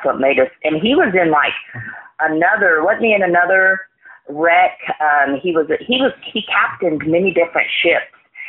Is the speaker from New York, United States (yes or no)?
no; Indiana, United States; I am originally from Indiana. My father was an Indiana state trooper out of Evansville